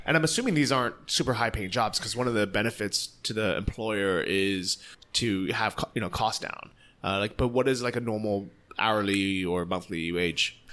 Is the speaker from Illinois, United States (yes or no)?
no; San Francisco, California, United States; moved away as an adult; now in Chiang Mai, Thailand; I'm from San Francisco